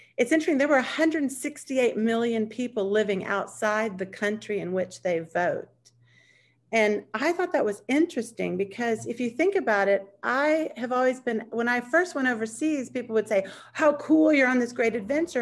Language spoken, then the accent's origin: English; United States; as an American, I would say being an American has been the best and the worst thing